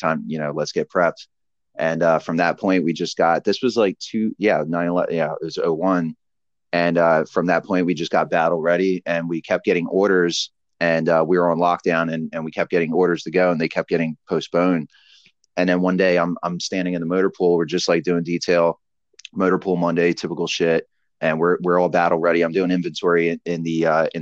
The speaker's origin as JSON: {"language": "English", "region": "New Jersey", "country": "United States", "also_born_or_lived": "Philadelphia", "said": "we're from South Jersey."}